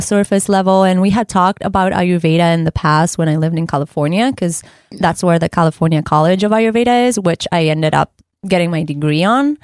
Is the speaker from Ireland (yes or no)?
no; Ecuador; moved away; I am originally from Ecuador